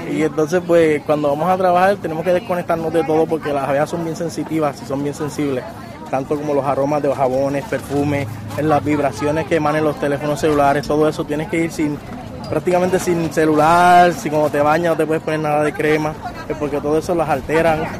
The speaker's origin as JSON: {"language": "Spanish", "town": "Guánica", "country": "Puerto Rico", "tie": "born or raised there", "lives_now": "Río Grande, Puerto Rico", "said": "yo soy natural del pueblo de Huánica, pero ya estoy radicado en Río Grande ya hace aproximadamente"}